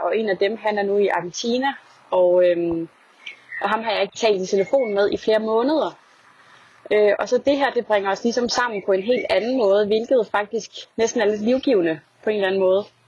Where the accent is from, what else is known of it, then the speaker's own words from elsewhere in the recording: Denmark; moved away as an adult; now in Paris, France; alle mine venner, i hvert fald der, der er derhjemme i Danmark